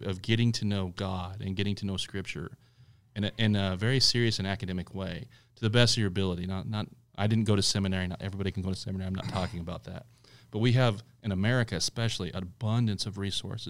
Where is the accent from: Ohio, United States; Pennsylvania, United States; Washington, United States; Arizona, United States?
Arizona, United States; Phoenix; also born or lived in West Glendale, Arizona; We grew up in Maryvale, and if you're from Arizona, you kind of know that neighborhood is notorious